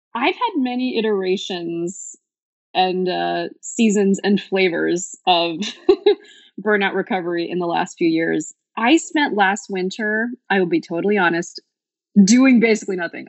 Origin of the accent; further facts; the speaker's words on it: Bay Area, California, United States; moved away as an adult; now in Portland, United States; I am originally from the Bay Area and I moved to Portland three years ago during deep dark COVID